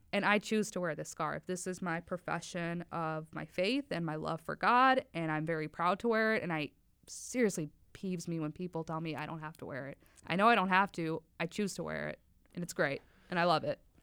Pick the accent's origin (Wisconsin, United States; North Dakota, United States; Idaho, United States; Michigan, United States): Wisconsin, United States; Oshkosh; also born or lived in Faisalabad, Pakistan / New York City / Oklahoma City; I grew up in Oshkosh, Wisconsin